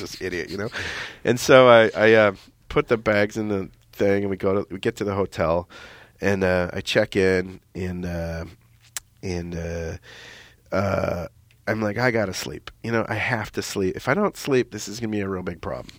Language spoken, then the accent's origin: English; Minnesota, United States; I'm from Minnesota